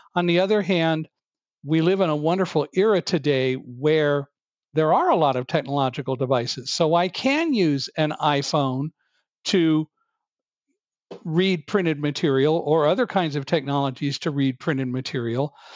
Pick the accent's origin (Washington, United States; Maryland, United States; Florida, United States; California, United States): California, United States; also born or lived in Chicago / Boston; I was born in Chicago, but moved to California when I was five